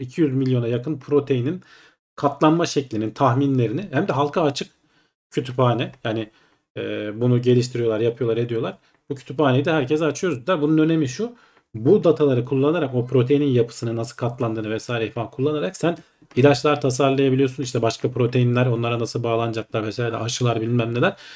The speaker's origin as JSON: {"language": "Turkish", "region": "Ankara", "country": "Turkey", "said": "Ben Ankaralıyım. Dedem Ankara'da işte."}